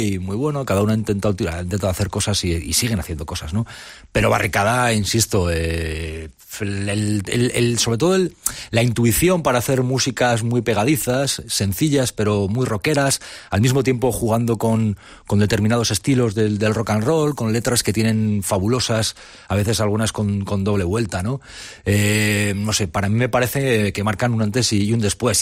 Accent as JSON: {"language": "Spanish", "town": "Ágreda", "region": "Castile and León", "country": "Spain", "tie": "born or raised there", "said": "Yo soy de Ágreda, que es un pueblo del Moncayo muy cercano a Navarra"}